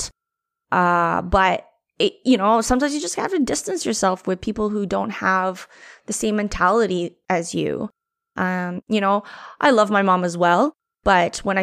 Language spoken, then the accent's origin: English; Canada; now in Vancouver, Canada; being Filipino-Canadian